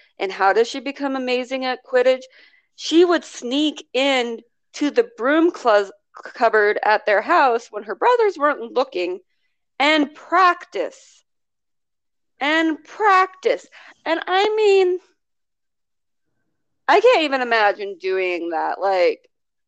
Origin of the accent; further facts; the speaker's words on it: United States; I'm American.